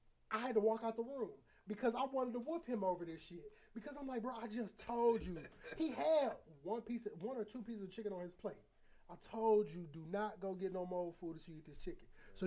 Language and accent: English; Aurora, Illinois, United States; I grew up in Aurora, Illinois. I grew up in Aurora, so it's Aurora is like 50-60% Mexican, like over the years.